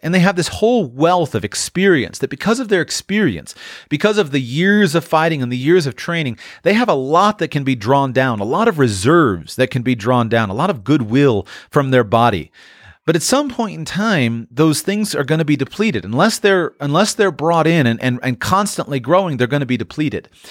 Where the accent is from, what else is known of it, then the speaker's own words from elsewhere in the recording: United States; you grow up as an American